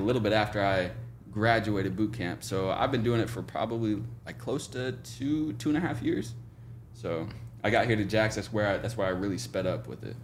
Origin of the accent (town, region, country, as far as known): Oklahoma, United States; born or raised there; moved away as an adult; now in Jacksonville, United States